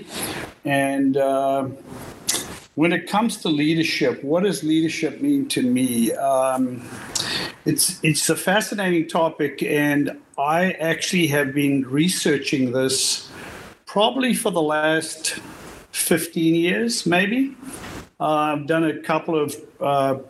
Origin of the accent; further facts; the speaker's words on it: South Africa; now in United States; I'm originally from South Africa. Moved to the United States in 1979